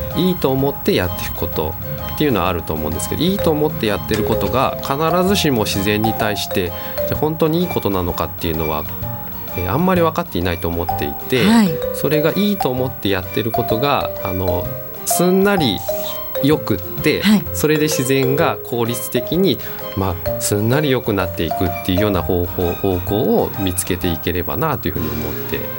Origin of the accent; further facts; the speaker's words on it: Sagamihara, Kanagawa, Japan; also born or lived in Chiba; now in Nishitokyo, Japan; 神奈川の相模原で出身なんです